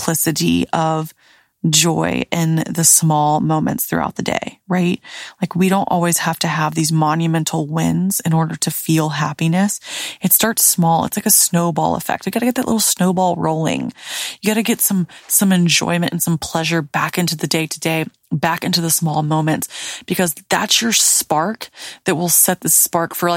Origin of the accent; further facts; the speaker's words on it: the South, United States; now in Florida, United States; Growing up in the South